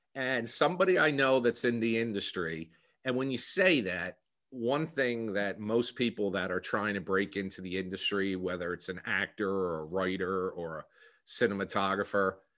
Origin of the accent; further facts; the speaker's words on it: New Jersey, United States; accent: Philadelphia; Born and raised in New Jersey, and in fact, the co-, a lot of comments I've received is that I have a Philadelphia accent